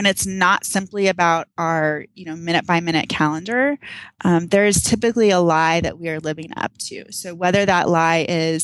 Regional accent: Texas, United States; now in Arizona, United States; I'm from Texas

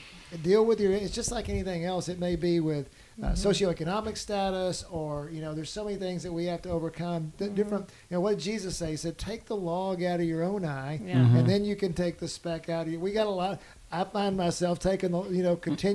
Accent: Denton, Texas, United States; I grew up in Denton, Texas

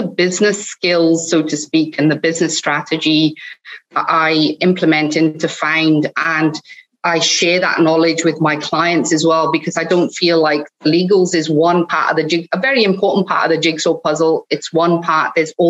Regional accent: Cardiff, Wales, United Kingdom; accent: hybrid; also born or lived in Scotland; Well, it's a bit of a hybrid, but I'm originally from Wales. I grew up in Cardiff, so I'm a Cardiffian.

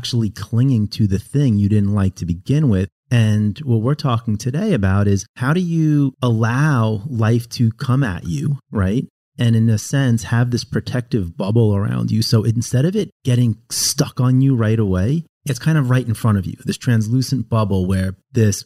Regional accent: Long Island, New York, United States; also born or lived in Southern California; now in North Carolina, United States; I grew up like in Long Island

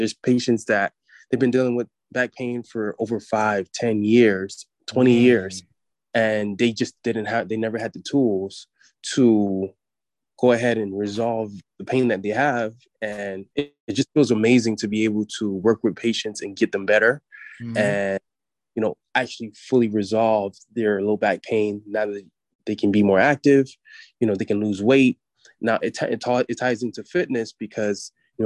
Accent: United States; as an American society

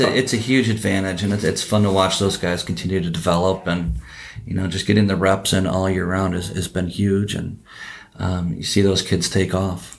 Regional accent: Oconomowoc, Wisconsin, United States; I grew up in Oconomowoc.

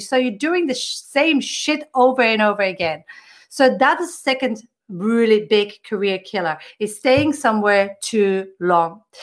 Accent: Belgium; I come from Belgium.

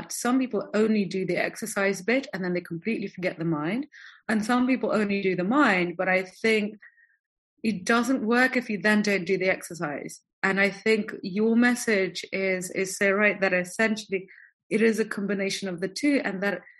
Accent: Moscow, Russia; moved away; also born or lived in London / French Riviera; I'm from Moscow, so we know what cold is

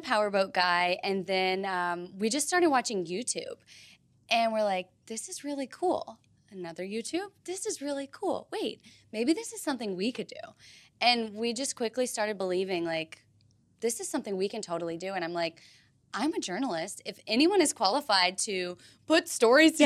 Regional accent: Tennessee, United States; moved away as an adult; now in Florida, United States; I grew up in Tennessee

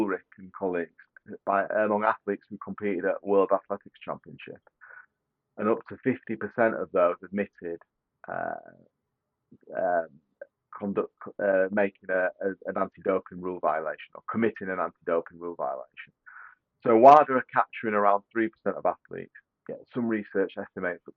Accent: United Kingdom; Being a Brit

